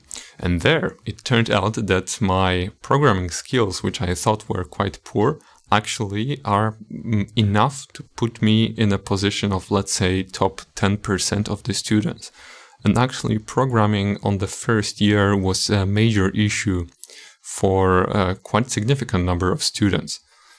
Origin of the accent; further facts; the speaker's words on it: Poland; English is a second language; I was born in 1996 in Poland, and I lived all my life until I left for the university in Katowice.